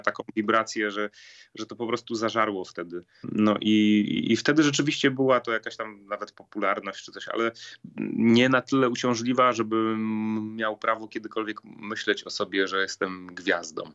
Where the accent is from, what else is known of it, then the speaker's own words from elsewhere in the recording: Katowice, Silesian Voivodeship, Poland; Akademii Muzycznej z mojego rodzinnego miasta, czyli Katowic